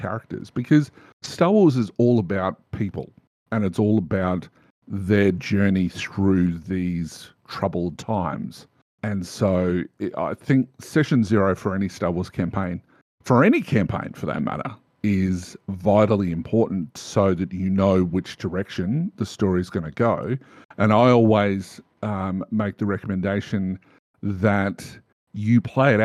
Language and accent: English; Australia; I'm an Australian